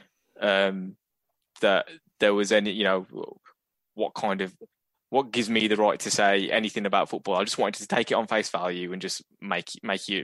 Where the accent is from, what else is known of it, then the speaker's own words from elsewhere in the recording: Wolverhampton, West Midlands, United Kingdom; I've always grown up saying I'm privileged to grow up in Wolverhampton